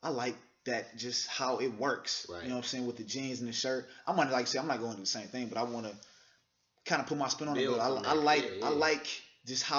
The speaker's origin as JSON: {"language": "English", "town": "Cleveland", "region": "Ohio", "country": "United States", "moved": "yes", "lives_now": "Columbus, United States", "said": "I'm from Cleveland"}